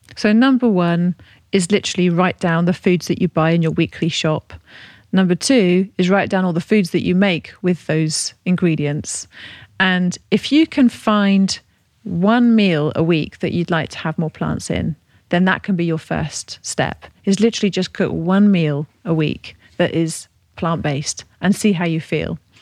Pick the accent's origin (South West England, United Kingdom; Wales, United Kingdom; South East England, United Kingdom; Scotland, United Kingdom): South West England, United Kingdom; Devon; now in Buckinghamshire, United Kingdom; I'm from Devon